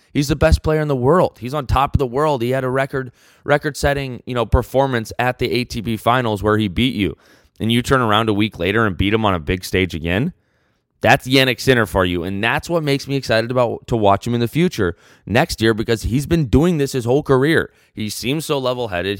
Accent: United States

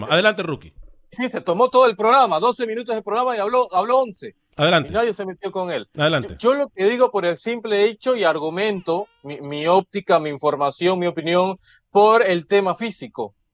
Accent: Nicaragua; Por eso yo como nicaragüense hubiera preferido a un El Salvador en el grupo

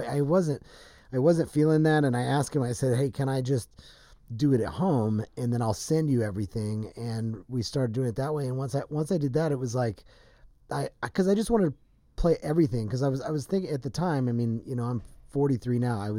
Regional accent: Nashville, Tennessee, United States; moved away as an adult; I did. Grew up in Nashville. Moved here when I was 20. So I've been here longer, but I grew up in Nashville.

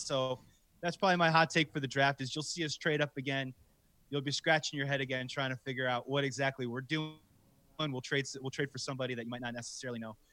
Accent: Wilmette, Illinois, United States; I'm from Wilmette originally

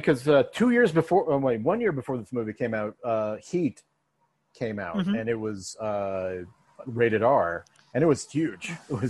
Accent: Denver, Colorado, United States; accent: American Western; I'm from Denver and it's my city.

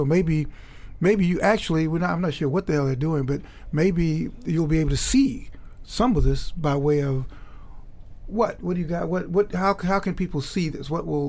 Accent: Chicago, Illinois, United States; moved away; I grew up in Chicago

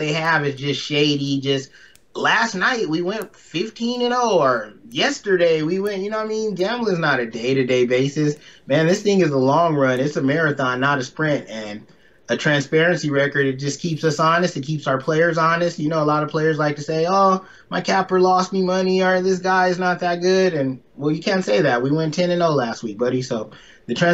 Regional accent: Pomona, California, United States; moved away as an adult; now in Las Vegas, United States; I'm from Pomona, California

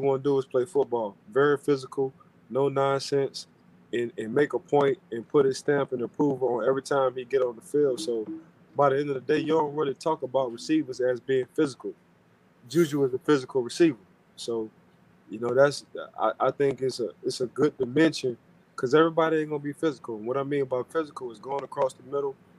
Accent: New Orleans, Louisiana, United States; I'm from New Orleans

